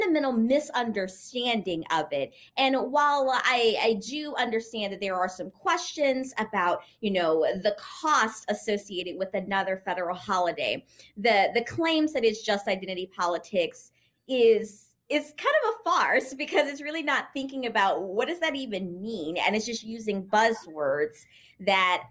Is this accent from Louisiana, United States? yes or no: yes; Louisiana, United States; moved away as an adult; also born or lived in Texas; now in New York, United States; I'm actually originally from Louisiana and went to college in Texas